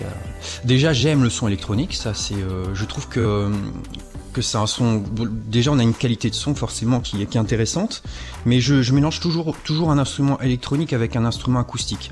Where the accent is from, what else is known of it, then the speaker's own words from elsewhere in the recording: Réunion; moved away as an adult; also born or lived in Toulouse / Montpellier; now in Charleville-Mézières, France; chez moi, enfin, je dis chez moi parce que La Réunion, c'est quand même euh, là d'où je viens